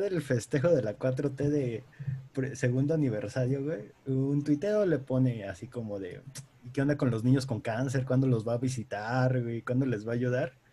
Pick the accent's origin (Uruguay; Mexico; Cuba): Mexico